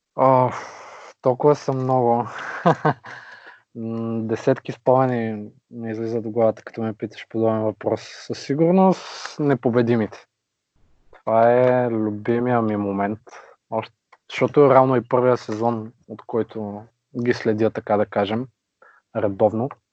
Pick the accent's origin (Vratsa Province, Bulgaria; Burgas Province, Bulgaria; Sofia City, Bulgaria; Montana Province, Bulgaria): Vratsa Province, Bulgaria; Vratsa; moved away as an adult; now in Varna, Bulgaria; На 28 години съм от град Враца, но вече около 5 години живея на морето във Варна.